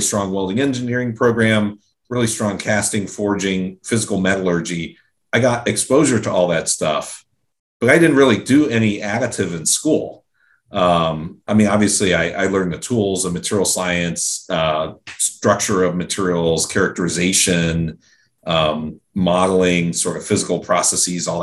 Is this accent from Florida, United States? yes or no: no; Pickerington, Ohio, United States; I was born and raised in Central Ohio, in a suburb of Columbus called Pickerington.